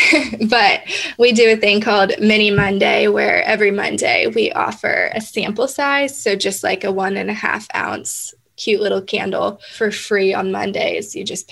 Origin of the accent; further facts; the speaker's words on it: Prairie Village, Kansas, United States; I grew up in Prairie Village